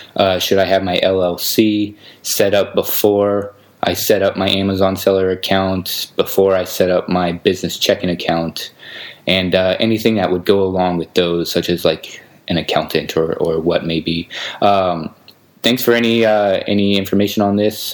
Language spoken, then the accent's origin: English; United States; now in Belgrade, Serbia; I'm actually American, but I'm living kind of the digital nomad life